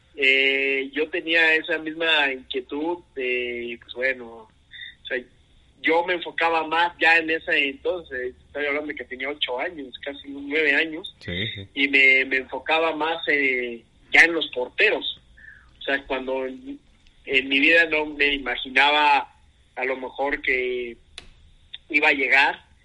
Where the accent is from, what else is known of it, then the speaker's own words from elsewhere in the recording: Mexico City, Mexico; also born or lived in Querétaro; soy de la Ciudad de México, eh, ya por mucho tiempo aquí viviendo